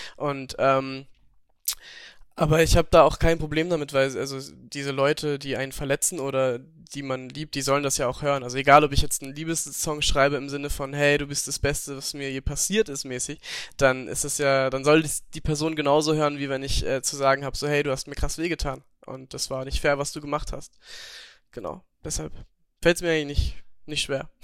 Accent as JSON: {"language": "German", "region": "Upper Austria", "country": "Austria", "moved": "yes", "said": "Ich komme ja aus, Ober also aus Österreich, aus Oberösterreich"}